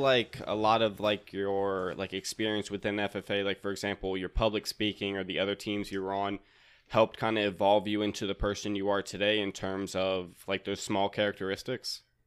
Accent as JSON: {"language": "English", "town": "Raleigh", "region": "North Carolina", "country": "United States", "said": "I'm from Raleigh, North Carolina."}